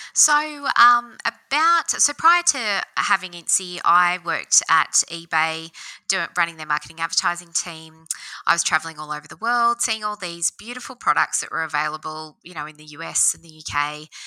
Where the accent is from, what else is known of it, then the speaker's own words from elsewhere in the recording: Oberon, New South Wales, Australia; also born or lived in Bathurst / Sydney; I grew up in Oberon on a, um, a sheep farm